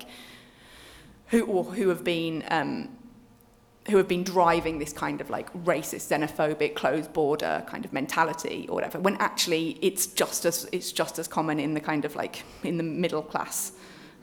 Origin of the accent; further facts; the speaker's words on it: Birmingham, West Midlands, United Kingdom; I'm from Birmingham